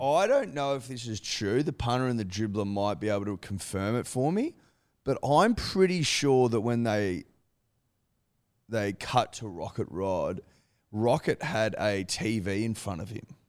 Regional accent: Australia; as an Australian

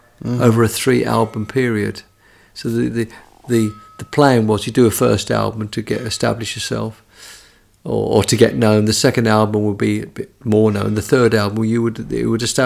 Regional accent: London, United Kingdom; I was a Londoner. I was from the South.

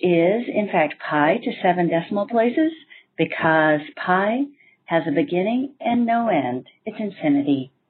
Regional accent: Juneau, Alaska, United States; now in Athens, Greece; this is my Nerd Confession. I'm originally from Juneau, Alaska, currently living in Athens, Greece.

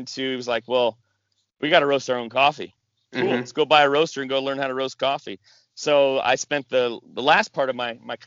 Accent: Washington, United States; moved away; I grew up in Washington and family in Alaska

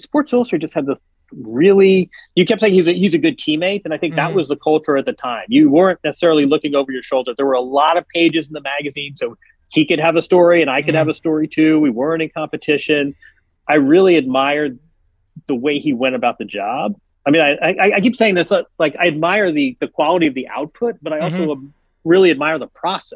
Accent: Midwest, United States; we're both from the Midwest

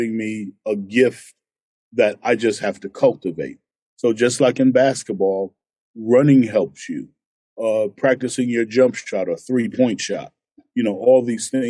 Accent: New York City, New York, United States; And I grew up in Harlem. I grew up dirt poor.

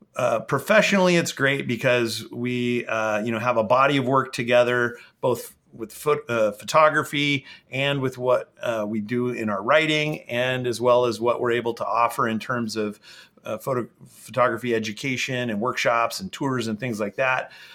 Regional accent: the Northwest, Pacific Northwest, United States; I grew up here in the Northwest

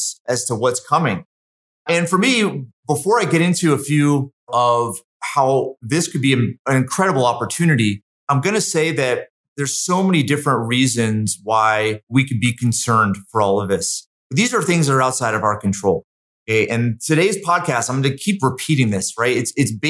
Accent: Connecticut, United States; also born or lived in Massachusetts; now in Utah, United States; I'm from Connecticut, partly from Massachusetts

